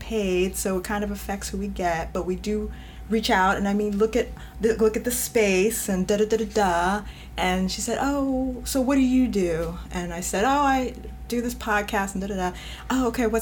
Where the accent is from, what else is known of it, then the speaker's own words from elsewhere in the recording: New York, United States; I'm from New York, so sometimes I just probably have this, no, I know I have this directness to me